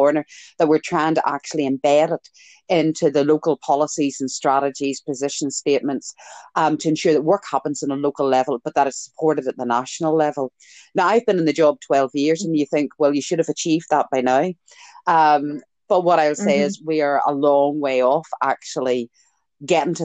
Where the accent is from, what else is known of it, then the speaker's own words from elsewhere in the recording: Ireland; I'm Irish, it's genetic.